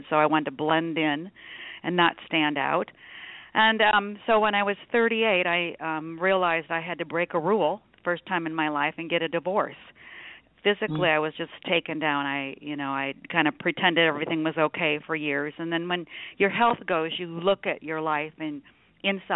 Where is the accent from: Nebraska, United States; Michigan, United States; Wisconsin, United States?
Nebraska, United States; now in Phoenix, United States; I was raised in Nebraska